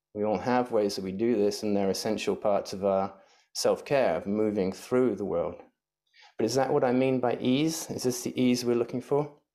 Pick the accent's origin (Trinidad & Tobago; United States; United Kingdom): United Kingdom; England; moved away; growing up in England